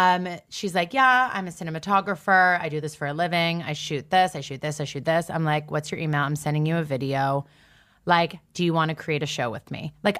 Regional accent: Canada; And then, and also I kind of needed like a reason to be in the States because I'm Canadian.

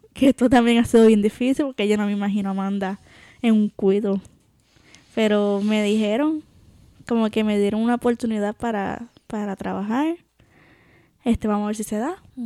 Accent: Puerto Rico; moved away as an adult; cuando, cuando me fui de Puerto Rico, me acuerdo, sí, lloré porque me estaba despidiendo, ¿verdad? Me iba a dejar por primera vez tanto tiempo de mi familia.

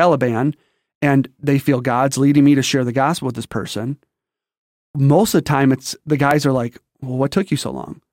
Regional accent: St. Clair Shores, Michigan, United States; also born or lived in Detroit, Michigan; I'm raised in a little town called Saint Clair Shores

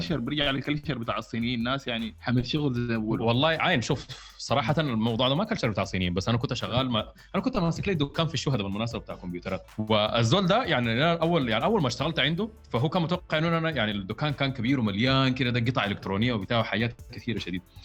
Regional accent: Sudan; إحنا كموظفين سودانيين

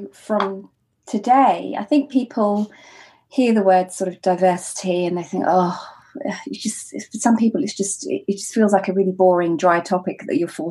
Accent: United Kingdom; as a British bride who's also happens to be black

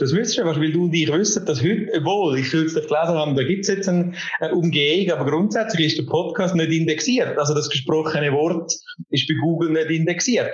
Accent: Switzerland; accent: Swiss German; first language Swiss German; Schweizerdeutsch, unser Dialekt

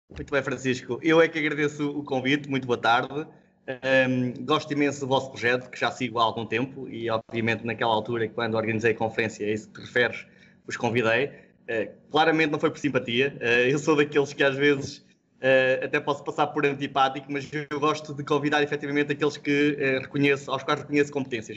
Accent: Cantanhede, Centro, Portugal; eu sou natural do Conselho de Cantanhedo

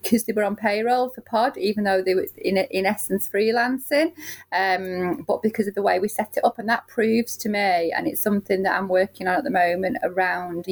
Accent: Manchester, North West England, United Kingdom; I'm from Moston

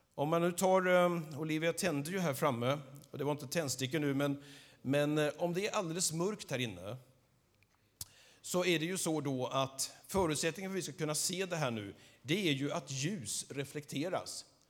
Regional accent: Skövde, Västra Götaland, Sweden; jag är född här i Skövde, uppvuxen här.

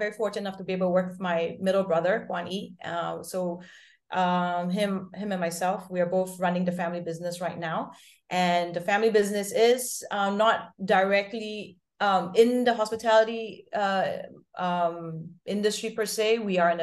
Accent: Singapore; also born or lived in Lausanne; I'm Singaporean, born and bred.

